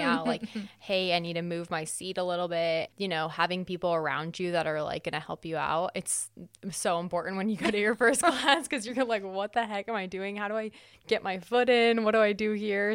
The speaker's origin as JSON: {"language": "English", "region": "California", "country": "United States", "moved": "yes", "said": "I'm from California, so I live pretty far too."}